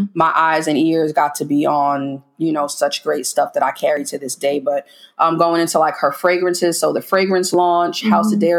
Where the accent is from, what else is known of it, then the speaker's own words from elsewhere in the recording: New York City, New York, United States; moved away as an adult; now in Houston, United States; I am originally from the Bronx.